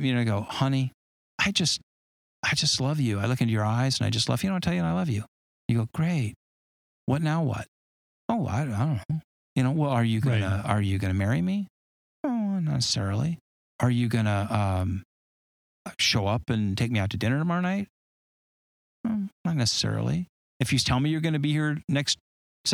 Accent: Southern California, United States; I grew up in Southern California and I surfed

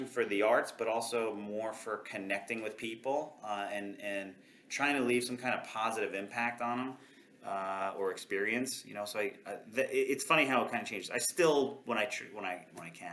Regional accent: New York City, New York, United States; moved away as an adult; also born or lived in Bangor, Maine; now in Lancaster, United States; I'm from Queens, New York, originally. Like, grew up there, 33 years

